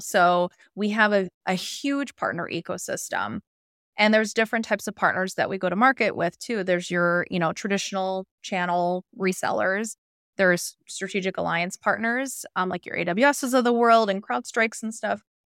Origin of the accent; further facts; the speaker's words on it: Chicago, Illinois, United States; moved away as an adult; now in Southern California, United States; I moved from Chicago, my, uh, hometown